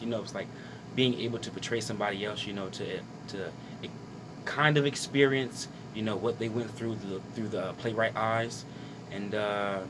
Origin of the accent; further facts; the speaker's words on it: Trenton, New Jersey, United States; I'm from Trenton, New Jersey, born and raised